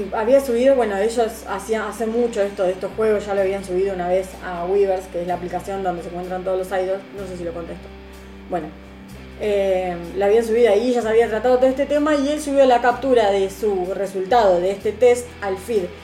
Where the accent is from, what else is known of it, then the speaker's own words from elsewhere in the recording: Rosario, Santa Fe, Argentina; era Galve, de acá de Rosario